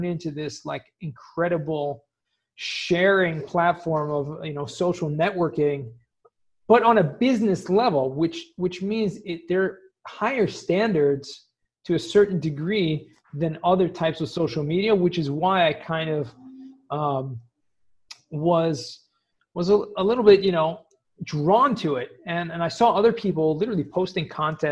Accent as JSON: {"language": "English", "town": "Los Angeles", "region": "California", "country": "United States", "tie": "born or raised there", "also_born_or_lived": "San Diego / Israel", "moved": "as an adult", "said": "I grew up in Southern California in Los Angeles, San Fernando Valley, if anyone knows where that is, Woodland Hills"}